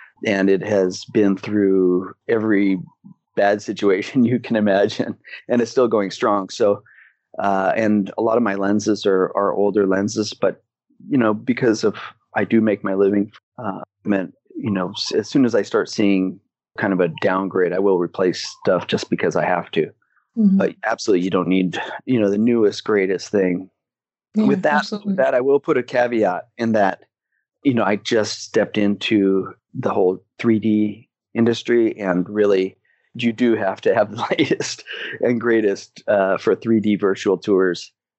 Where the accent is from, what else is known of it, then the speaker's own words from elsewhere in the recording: Philippines; also born or lived in Hong Kong; now in Hawaii, United States; I am a photographer, Canadian. I was born in Hong Kong and raised in the Philippines, and I've never lived in Canada, so I'm a kind of a bad Canadian.